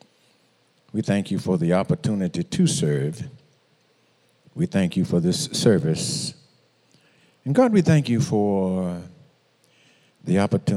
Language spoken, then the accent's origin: English; Moss Point, Mississippi, United States; I grew up in Moss Point